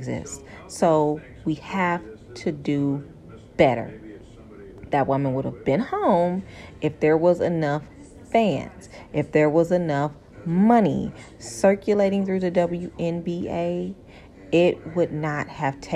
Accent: Michigan, United States; I'm from Michigan

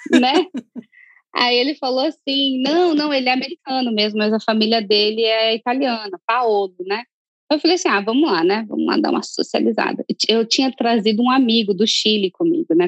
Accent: Curitiba, Paraná, Brazil; moved away as an adult; now in White Plains, United States; morava em Curitiba, no Brasil, e agora moro em White Plains, pertinho de Manhattan

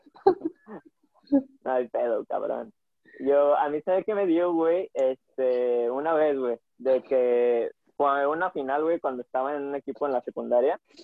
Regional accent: Guadalajara, Jalisco, Mexico; nosotros dos somos de Guadalajara

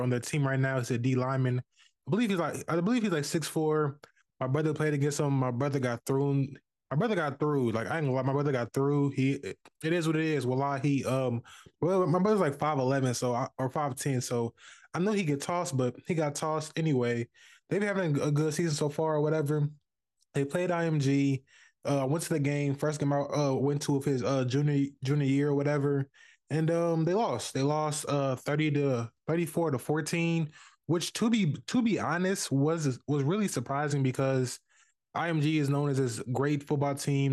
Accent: Indianapolis, Indiana, United States; I'm from Indianapolis, Indiana, basically Midwest

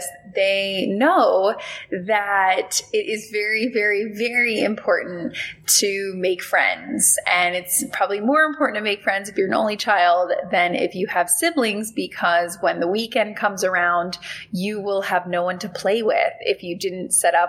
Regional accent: West Palm Beach, Florida, United States; I grew up in West Palm Beach

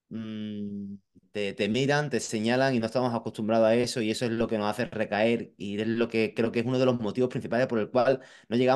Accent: Madrid, Community of Madrid, Spain; Yo vengo de Madrid y veo, veo mucha gente que, eh, bueno

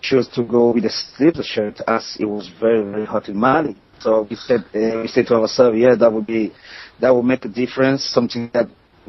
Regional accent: Yaoundé, Centre, Cameroon; moved away; I lived next to one of the top teams in Cameroon, training ground, which is Canon de Yaoundé.

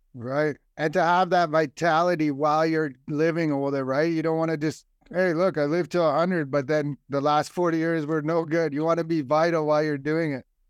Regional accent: Ireland; I'm Irish. My parents are Irish. Our whole family

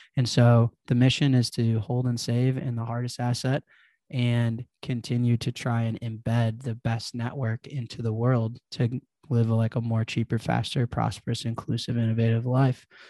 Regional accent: Chicago, Illinois, United States; I grew up in Chicago, there's, like, this drill scene

